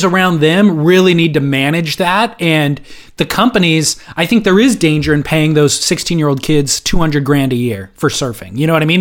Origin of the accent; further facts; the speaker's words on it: SoCal, California, United States; I am from SoCal